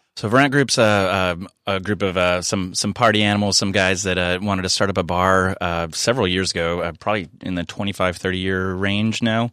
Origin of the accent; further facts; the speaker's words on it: San Diego, California, United States; being born and raised in San Diego